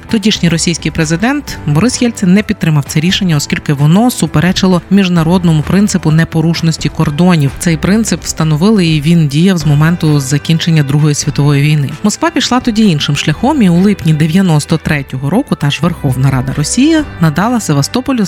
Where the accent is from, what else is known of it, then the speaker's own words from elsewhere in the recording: Ukraine; у нас, українців